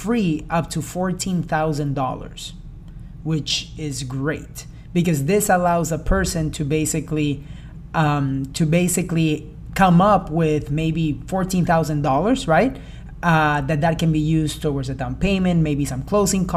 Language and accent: English; Sarasota, Florida, United States; I grew up in Sarasota, Florida, but I went to college in Florida State